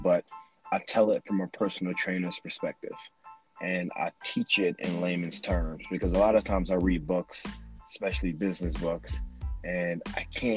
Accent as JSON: {"language": "English", "town": "Detroit", "region": "Michigan", "country": "United States", "tie": "born or raised there", "also_born_or_lived": "New York", "moved": "yes", "lives_now": "Los Angeles, United States", "said": "I'm from Detroit, Michigan, and I'm from the ghetto. I mean, we had times when we grew up and we had no lights"}